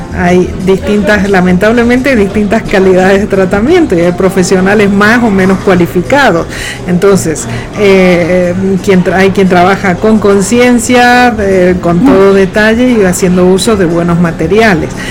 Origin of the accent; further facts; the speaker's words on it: Argentina; moved away as an adult; now in Madrid, Spain; Yo soy argentina y estoy radicada en Madrid, España, desde hace ya casi 30 años.